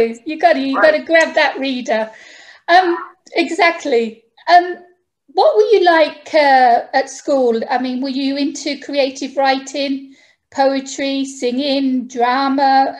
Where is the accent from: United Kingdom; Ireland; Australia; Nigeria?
United Kingdom; now in Greece; As you can tell from my accent, I'm actually from the UK.